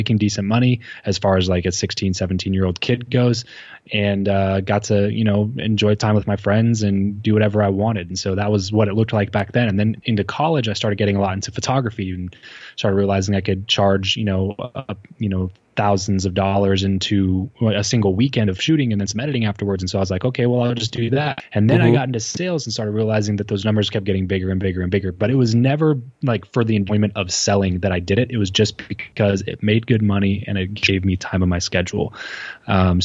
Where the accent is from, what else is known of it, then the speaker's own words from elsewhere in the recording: Southern California, United States; So I am from Southern California, grew up, born and raised here.